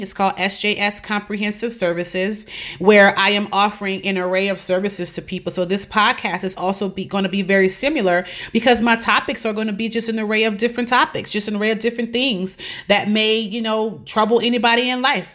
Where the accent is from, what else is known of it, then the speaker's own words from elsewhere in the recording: New Orleans, Louisiana, United States; moved away as an adult; also born or lived in Lafayette, Louisiana; now in Tampa, United States; I am originally from New Orleans, Louisiana.